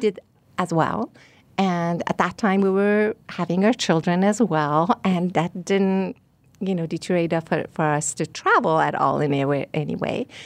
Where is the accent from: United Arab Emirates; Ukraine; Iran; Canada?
Iran; also born or lived in Rochester; now in Scottsdale, United States; I'm from Iran